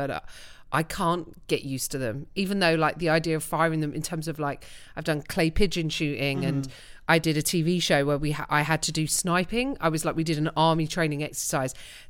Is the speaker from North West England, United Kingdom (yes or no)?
no; Greenford, London, United Kingdom; moved away as an adult; now in United States; He was holed up in Greenford, my hometown.